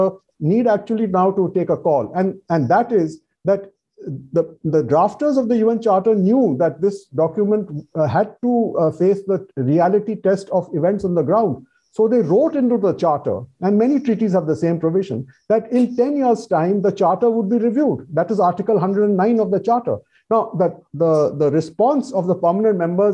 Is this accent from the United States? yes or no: no; India; as an Indian